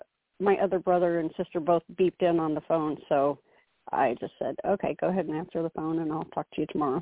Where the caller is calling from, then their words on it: Oklahoma, United States; I'm calling from Oklahoma.